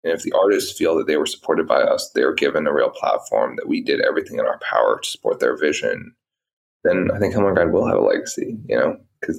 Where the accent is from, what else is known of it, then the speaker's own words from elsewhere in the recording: London, United Kingdom; born there; I was born in London.